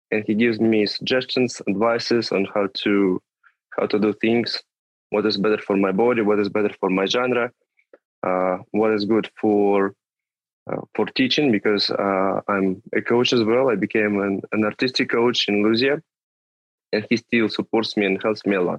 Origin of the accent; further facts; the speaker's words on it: Tula, Tula Oblast, Russia; moved away; from Tula. It's a small city not far from Moscow, like 200 250 kilometers from there